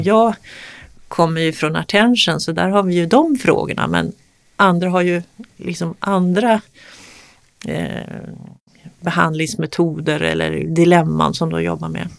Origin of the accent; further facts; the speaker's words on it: Sweden; precis bredvid där jag växte upp, Solbergagården